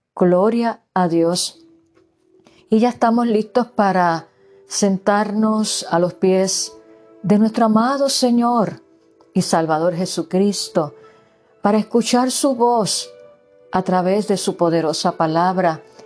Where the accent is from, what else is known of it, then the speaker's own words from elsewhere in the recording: Puerto Rico; moved away; yo que provengo de Puerto Rico, donde se celebran las navidades hasta febrero